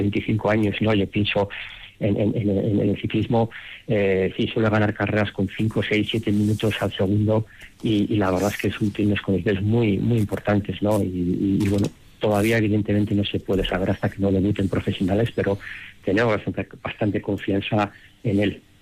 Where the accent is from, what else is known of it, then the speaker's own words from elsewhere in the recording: Madrid, Community of Madrid, Spain; moved away as an adult; now in Denver, United States; yo en, Madrid cuando me crié jugué seis años en el Real Madrid en categorías inferiores